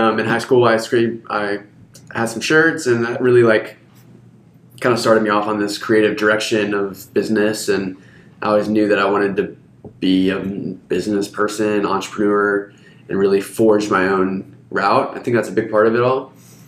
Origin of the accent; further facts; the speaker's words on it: Hungary; now in Austin, United States; I grew up in Hungary